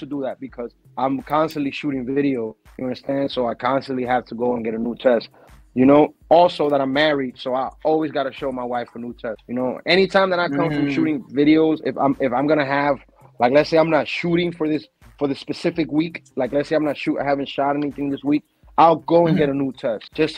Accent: Dominican Republic; now in New York, United States; I'm Dominican from Dominican Republic.

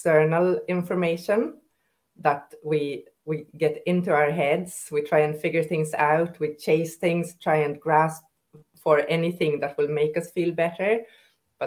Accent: Sweden; now in Ireland; I'm Swedish

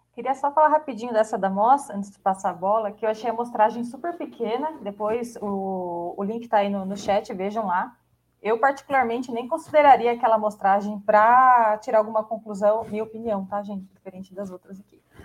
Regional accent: Brazil

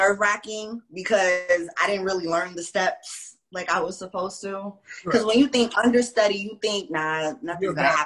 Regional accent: Wilmington, North Carolina, United States; also born or lived in Brooklyn, New York; Not so much raised in Brooklyn, but so came to North Carolina, and I went to E.A. Laney High School

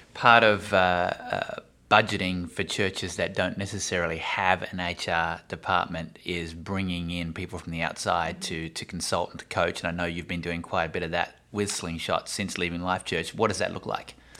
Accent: Australia; I'm Australian

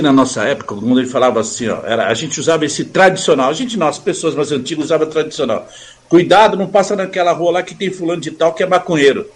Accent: São Paulo, Brazil; now in Suzano, Brazil; sou nascido na Zona Leste, ali no Belém.

